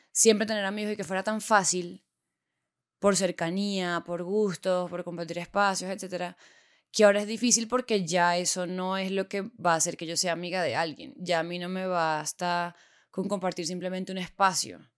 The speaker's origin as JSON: {"language": "Spanish", "town": "Puerto La Cruz", "region": "Anzoátegui", "country": "Venezuela", "tie": "born or raised there", "moved": "as an adult", "lives_now": "Bogotá, Colombia", "said": "Me mudé de país, me mudé de Venezuela a Colombia, me mudé de Puerto La Cruz, una ciudad pequeña costera, a Bogotá, una capital de, en ese momento, 8 millones de personas, a una universidad nueva."}